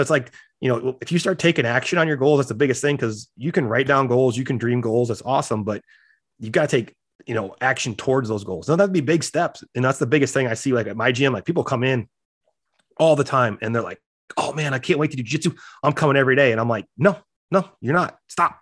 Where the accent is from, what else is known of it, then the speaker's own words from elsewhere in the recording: South Dakota, United States; I grew up in South Dakota